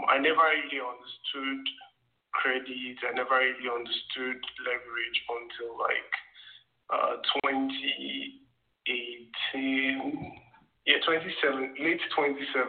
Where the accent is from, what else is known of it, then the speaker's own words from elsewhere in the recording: Nigeria; I grew up in Nigeria